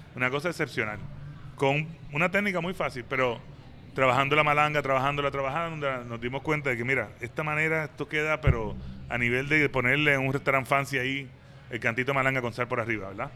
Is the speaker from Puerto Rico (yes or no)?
yes; San Juan, Puerto Rico; moved away as an adult; also born or lived in New York, United States; now in Atlanta, United States; Yo crecí yendo al hipopótamo, a, ¿cómo se llama entonces? La sidra y todo ese tipo de bakeries